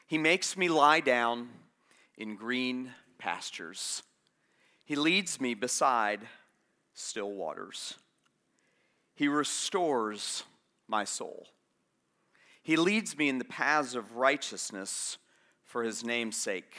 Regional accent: Florida, United States; moved away; also born or lived in Atlanta; I'm from Florida

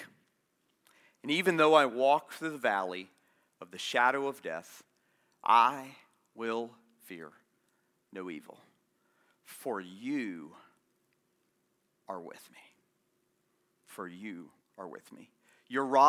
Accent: Florida, United States; moved away; also born or lived in Atlanta; I'm from Florida

